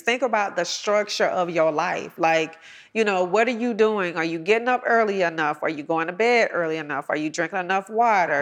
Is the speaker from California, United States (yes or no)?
no; College Park, Georgia, United States; I'm a girl from College Park Projects right mm-hmm. here, you know, in south of Atlanta